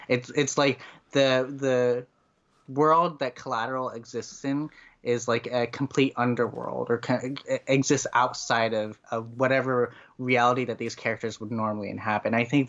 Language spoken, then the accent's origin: English; Connecticut, United States; Even in other places in the United States, I grew up in Connecticut, which is in the Northeast.